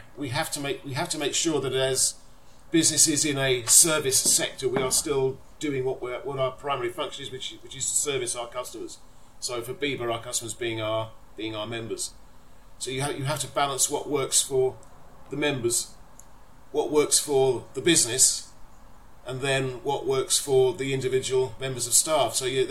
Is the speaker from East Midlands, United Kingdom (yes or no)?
no; London, United Kingdom; now in Folkestone, United Kingdom; I live in Folkestone, but I consider myself still bizarrely to be from North London.